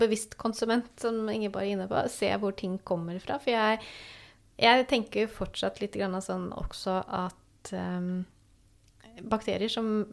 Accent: Sweden; now in Norway; jeg kommer jo da fra Sverige

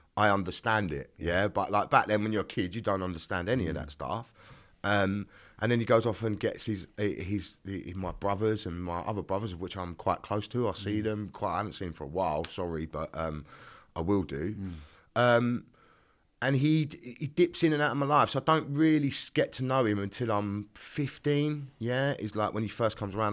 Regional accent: London, United Kingdom; I was born in a place called Greenwich, which is in southeast London

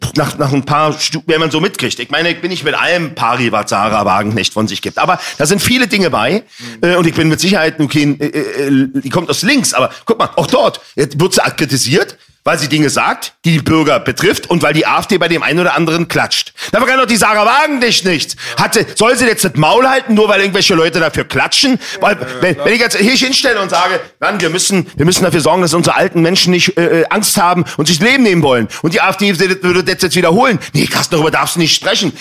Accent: Berlin, Germany; Ich bin in Neukölln groß geworden

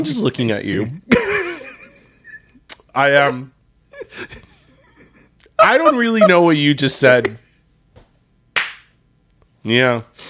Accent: Miami, Florida, United States; And I was born and raised in Miami.

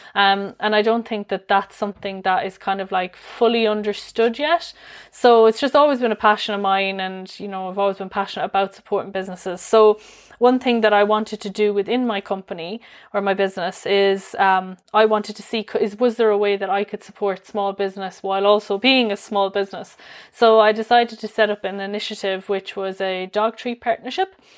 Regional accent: Limerick, Munster, Ireland; I'm from Limerick myself.

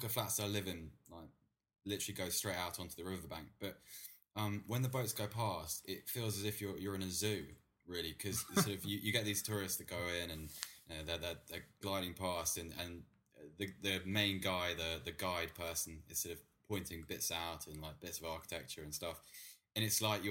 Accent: Bath, South West England, United Kingdom; moved away as an adult; also born or lived in London; I was born in Bath.

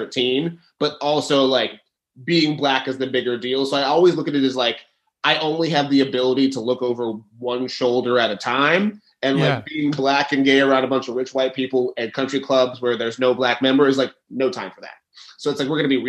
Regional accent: Dallas, Texas, United States; I grew up in Dallas, Texas, and went to a very bougie prep school

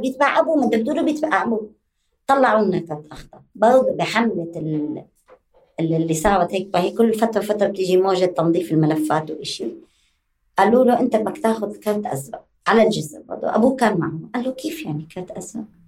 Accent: Syria; moved away as an adult; also born or lived in Damascus, Syria; now in West Bank, Palestine; ووليد سوريا

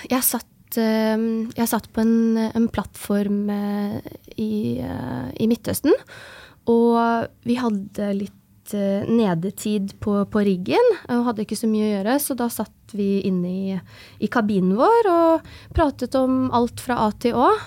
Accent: Oslo, Norway; also born or lived in Tromsø / Trondheim; Jeg er født og oppvokst i Oslo. Jeg har um, gått, studert i Tromsø, en bachelorgrad i maskiningeniør. Og så har jeg studert i Trondheim, en mastergrad i maskiningeniør.

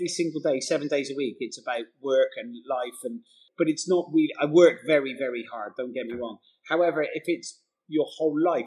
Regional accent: Gloucester, South West England, United Kingdom; accent: bumpkin; moved away; I grew up in an area called, well, originally it was Tuffley, then Wadham and Podsmead, and then Abbeydale and Matson

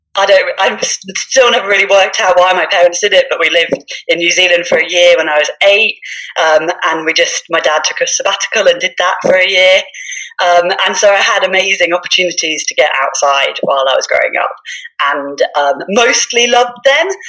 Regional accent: Norwich, East of England, United Kingdom; now in Lake District, United Kingdom; I was born and brought up in Norfolk, Norwich, so flatlands of east of England

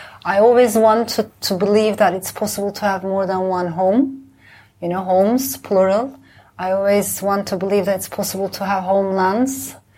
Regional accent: Istanbul, Turkey; now in London, United Kingdom; myself, of course, I'm an Istanbulite. But I'm also from the Balkans. I'm from the Middle East.

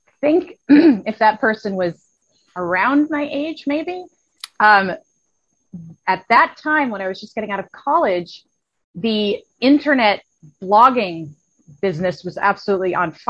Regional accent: Massachusetts, United States; I'm 37 years old. I am from Massachusetts in the United States

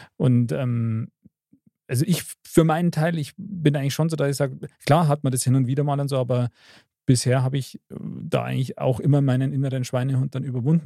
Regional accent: Bavaria, Germany; bei uns in Bayern

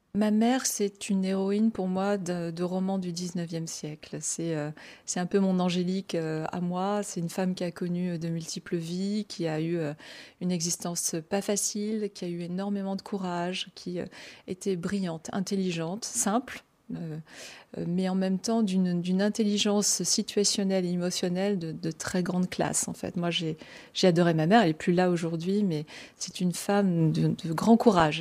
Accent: Brest, Brittany, France; j'ai grandi à Brest, hein, en Bretagne, dans le Finistère

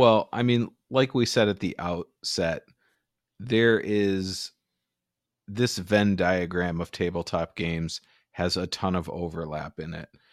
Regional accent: Michigan, United States; I'm from Michigan

